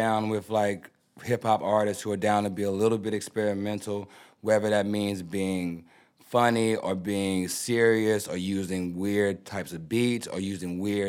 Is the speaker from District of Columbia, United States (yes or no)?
no; Houston, Texas, United States; I'm from Houston. … I'm a big fan of y'all. It's my first time out here.